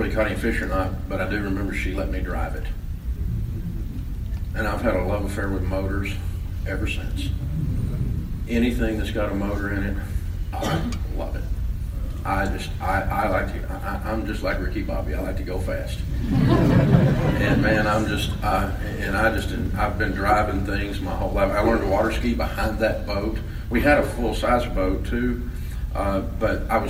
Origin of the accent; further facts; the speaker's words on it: Antioch, Tennessee, United States; also born or lived in Maryville, Tennessee; I was born in Merville, Tennessee. If you're a Yankee, that's spelled Maryville. In the hills of East Tennessee. Mom and Daddy moved here when I was 3, and I grew up in Antioch on the other side of the tracks